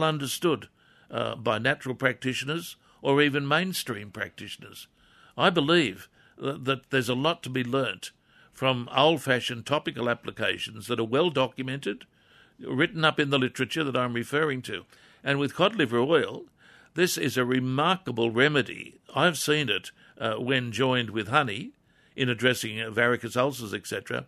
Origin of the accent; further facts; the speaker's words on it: Wallsend, North East England, United Kingdom; as a kid, growing up in Crest Road, Wall's End